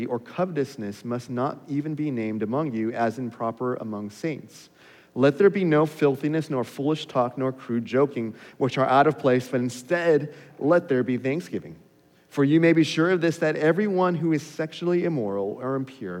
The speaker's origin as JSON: {"language": "English", "town": "Los Angeles", "region": "California", "country": "United States", "tie": "born or raised there", "said": "growing up in Los Angeles"}